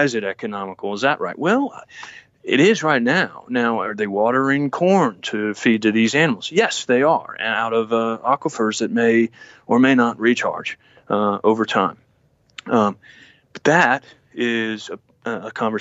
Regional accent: Victoria, Texas, United States; we say we're from Texas

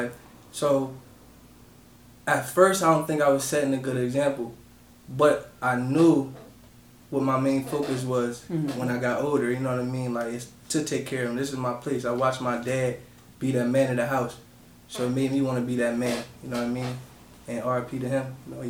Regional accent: Harrisburg, Pennsylvania, United States; I'm from Uptown Harrisburg, 4th and Emerald. I moved around a lot of my life, but Harrisburg is where I rep. That's where I'm from.

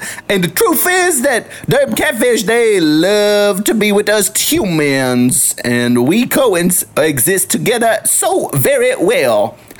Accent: the South, United States; accent: southern; Sometimes my southern accent gets a little too in the way.

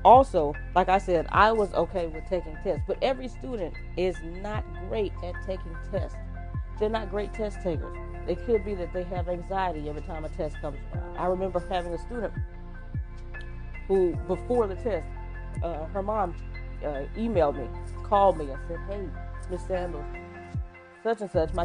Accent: Texas, United States; I am from Texas

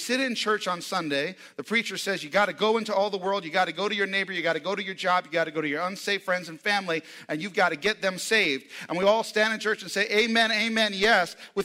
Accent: New York City, New York, United States; now in Tulsa, United States; I come from New York, New York City, Times Square

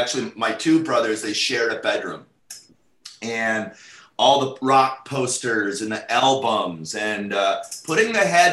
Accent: North St. Paul, Minnesota, United States; moved away as an adult; now in Los Angeles, United States; Grew up in North St. Paul.

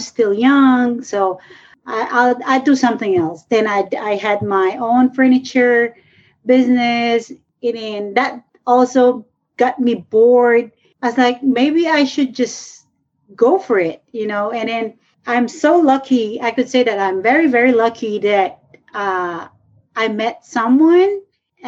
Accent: northern Philippines, Philippines; now in Thailand; this is from my hometown up north of the Philippines

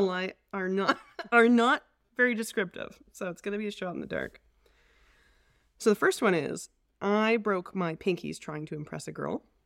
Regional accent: Edmonton, Alberta, Canada; also born or lived in Calgary; born in Calgary, and we moved to Edmonton, um, when I was very small. So I, I'm really an Edmontonian at heart

